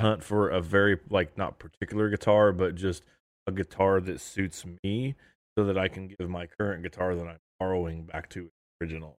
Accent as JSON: {"language": "English", "region": "Indiana", "country": "United States", "said": "we're from Indiana"}